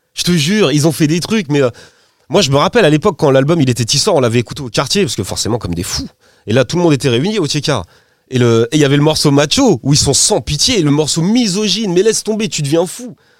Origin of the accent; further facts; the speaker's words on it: Poissy, Île-de-France, France; je suis de Poissy dans le 7-8, t'as vu, c'est pas le même accent